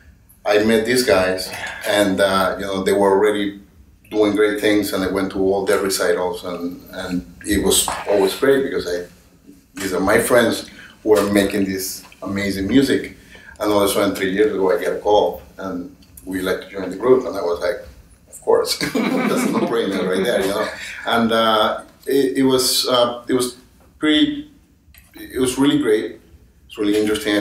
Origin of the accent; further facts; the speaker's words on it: Venezuela; moved away as an adult; also born or lived in Caracas; now in New York, United States; I am from Venezuela originally